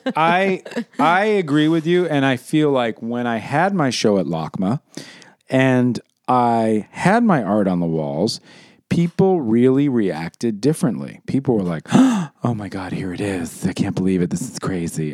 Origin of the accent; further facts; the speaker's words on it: New York City, New York, United States; when I was growing up in New York City